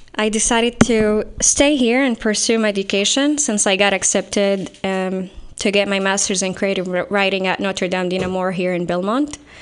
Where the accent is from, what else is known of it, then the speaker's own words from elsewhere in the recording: Saudi Arabia; moved away as an adult; now in San Jose, United States; I'm from Saudi Arabia.